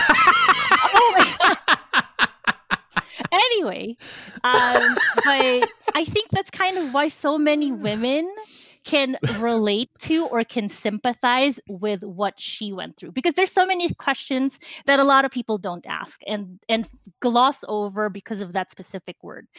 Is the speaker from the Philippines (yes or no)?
yes; Philippines; now in United States; I grew up in the Philippines. I was born there. I lived there for a very long time until I moved here to the United States.